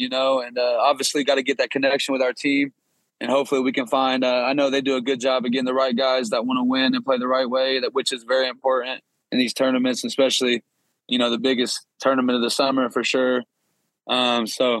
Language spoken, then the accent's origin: English; Kokomo, Indiana, United States; now in Westfield, United States; I'm from Kokomo, Indiana, which is like an hour from Indianapolis